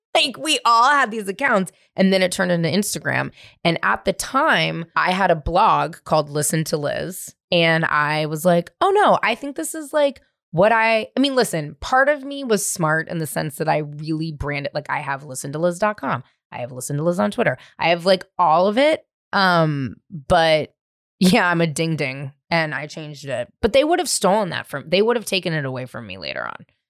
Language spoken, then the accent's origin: English; San Francisco, California, United States; also born or lived in Marin County; I grew up in the city. I grew up in San Francisco.